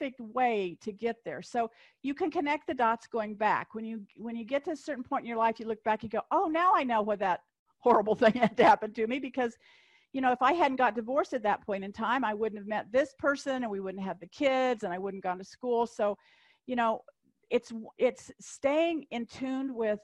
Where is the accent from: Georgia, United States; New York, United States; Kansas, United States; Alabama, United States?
Kansas, United States; I'm from Kansas